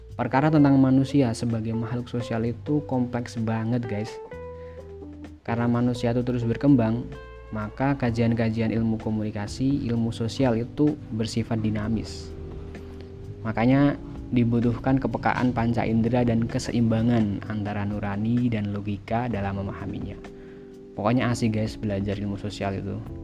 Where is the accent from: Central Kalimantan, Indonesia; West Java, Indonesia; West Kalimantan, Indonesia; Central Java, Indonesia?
Central Java, Indonesia; Temanggung; Aku lahir di Temanggung, sebuah daerah di Provinsi Jawa Tengah